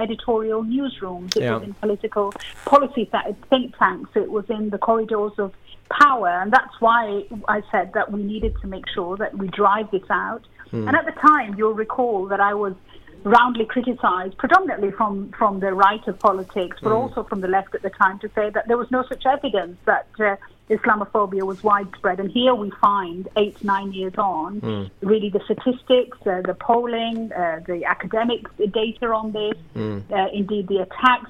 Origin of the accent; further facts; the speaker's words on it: United Kingdom; I suppose what I'm interested in as a British citizen is that, having grown up through an era where I felt that we had started to really push back against racism